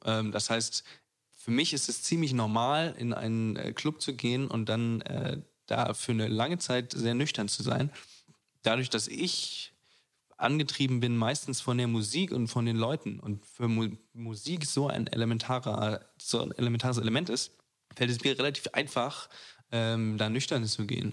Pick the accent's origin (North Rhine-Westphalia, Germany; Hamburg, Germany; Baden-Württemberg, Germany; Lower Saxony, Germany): Lower Saxony, Germany; Braunschweig; moved away as an adult; now in Berlin, Germany; ich bin aus Braunschweig weggezogen